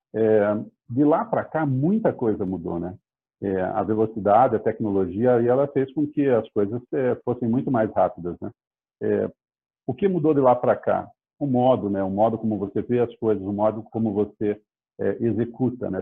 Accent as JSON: {"language": "Portuguese", "town": "Curitiba", "region": "Paraná", "country": "Brazil", "tie": "born or raised there", "said": "eu sou natural de Curitiba"}